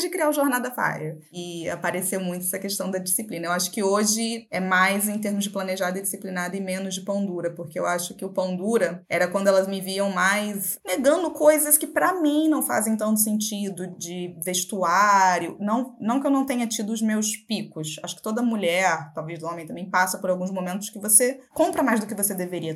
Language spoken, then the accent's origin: Portuguese; Macaé, Rio de Janeiro, Brazil; now in Rio de Janeiro, Brazil; Eu nasci em Macaé, que é uma cidade litorânea aqui no Rio de Janeiro. É, com 16 anos eu saí da cidade